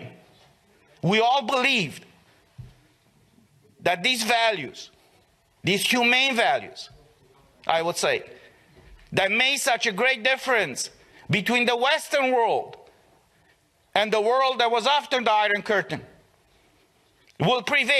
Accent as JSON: {"language": "English", "country": "Romania"}